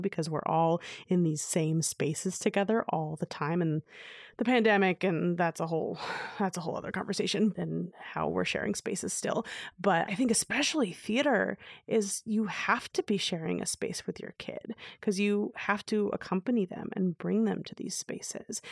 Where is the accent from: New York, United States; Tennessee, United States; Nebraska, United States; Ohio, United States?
New York, United States; New York City; I grew up in New York City